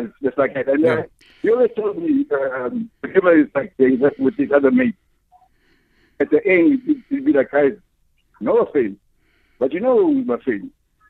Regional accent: South Africa; my friend, Smith Oyengwa, we grew up together in Marysburg, in Baletri. We were literally neighbors. And we like same age.

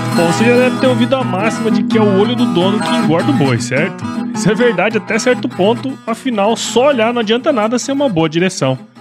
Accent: Mato Grosso, Brazil; moved away as an adult; also born or lived in Piracicaba, São Paulo / São Paulo; Eu sou de Mato Grosso

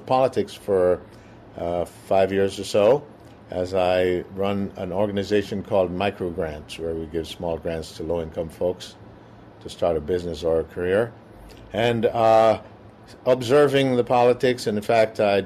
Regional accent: Jamaica; moved away as an adult; now in Minneapolis, United States; I am originally from Jamaica.

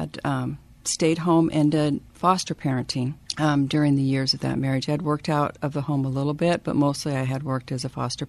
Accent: Edmonds, Washington, United States; also born or lived in Wyoming; I'm originally from Wyoming. My family moved out here when I was 8 years old into the Edmonds area. So I grew up in Edmonds.

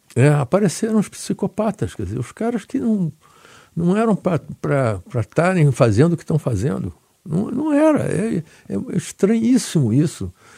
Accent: Rio de Janeiro, Brazil; moved away; also born or lived in United States; do Andaraí e da Tijuca, que são bairros da Zona Norte, onde eu me criei

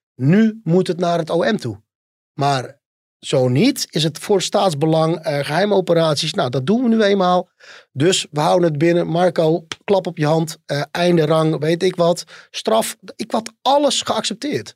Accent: North Brabant, Netherlands; bij ons in Brabant

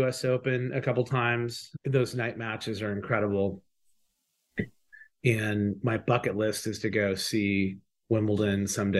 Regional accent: Bellevue, Washington, United States; I grew up in Bellevue

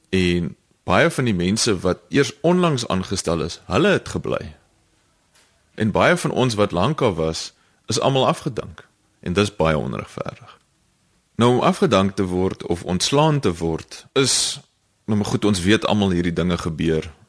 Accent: South Africa; ons mans in Suid-Afrika dog so groot geword

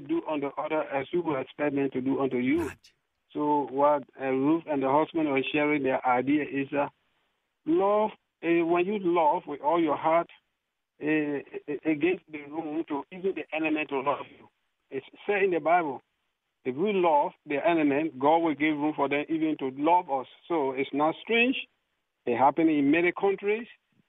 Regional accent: Guinea; We're coming from Guinea.

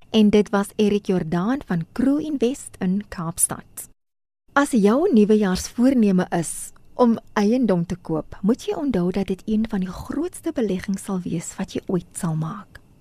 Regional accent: South Africa; ons as Suid-Afrikaners

